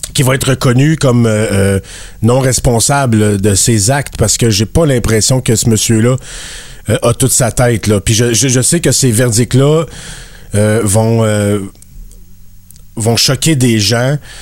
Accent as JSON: {"language": "French", "region": "Acadia", "country": "Canada", "said": "je suis acadien aussi"}